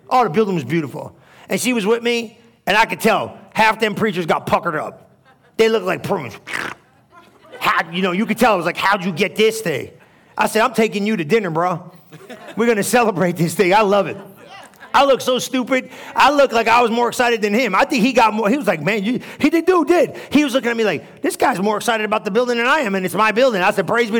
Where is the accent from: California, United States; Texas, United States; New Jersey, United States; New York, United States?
New Jersey, United States; moved away; I'm from New Jersey, bro. I understand street.